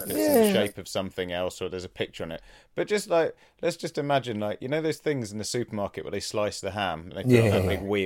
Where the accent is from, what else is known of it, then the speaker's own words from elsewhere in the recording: Leicester, East Midlands, United Kingdom; so I grew up in Leicester